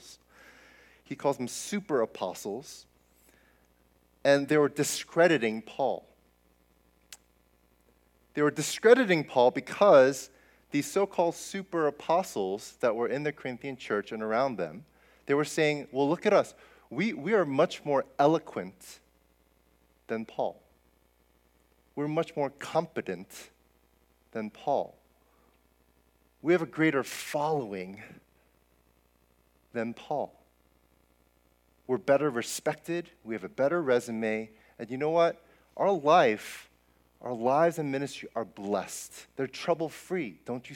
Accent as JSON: {"language": "English", "region": "New Jersey", "country": "United States", "tie": "born or raised there", "moved": "yes", "said": "I grew up in Jersey"}